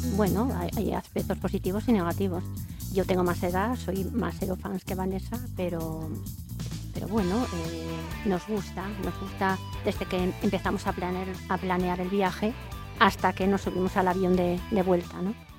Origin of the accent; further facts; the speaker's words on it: Navia, Asturias, Spain; yo que soy de Navia, que es un pueblo pequeño